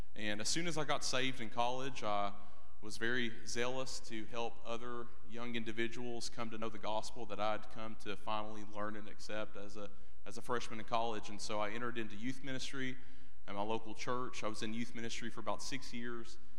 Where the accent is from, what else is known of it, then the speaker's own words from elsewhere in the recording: Eastern Kentucky, United States; also born or lived in Alabama; born in Alabama, raised in Eastern Kentucky